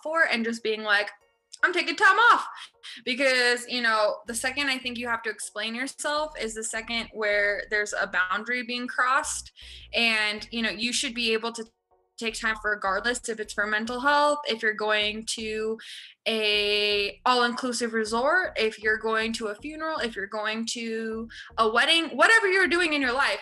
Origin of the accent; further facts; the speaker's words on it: Toronto, Ontario, Canada; when I was growing up in Toronto